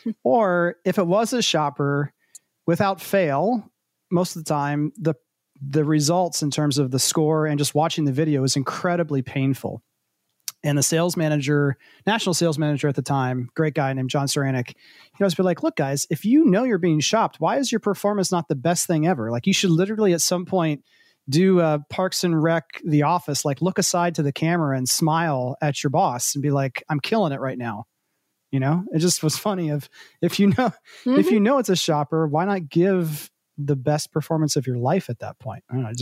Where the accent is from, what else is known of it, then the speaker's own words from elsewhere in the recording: Ohio, United States; growing up in Central Ohio, I'd say, how long is it going to take to get there?